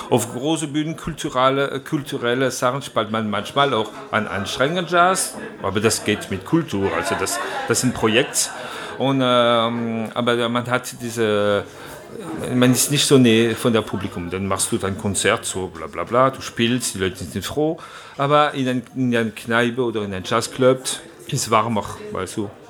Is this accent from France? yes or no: yes; Strasbourg, Grand Est, France; born there; Also, äh, ich bin einfach in Straßburg geboren und meine Familie waren viel Musiker sowieso.